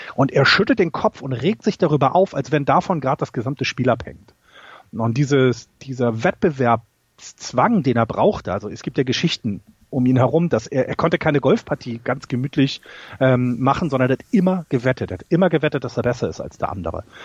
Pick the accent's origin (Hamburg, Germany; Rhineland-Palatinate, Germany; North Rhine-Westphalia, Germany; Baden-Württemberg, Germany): Hamburg, Germany; bei uns in meinem äh, Stadtteil in Hamburg, wo ich aufgewachsen bin